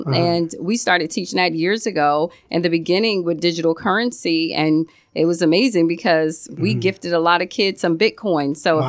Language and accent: English; Virginia, United States; moved away as an adult; also born or lived in Maryland / Florida; now in Miami, United States; And I was in Maryland at that time. I'm from Virginia, so I've been here in Florida almost 8 years.